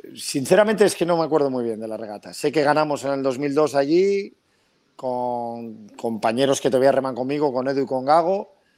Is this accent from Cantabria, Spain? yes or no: yes; Pedreña, Cantabria, Spain; yo soy pedreñero por los cuatro costados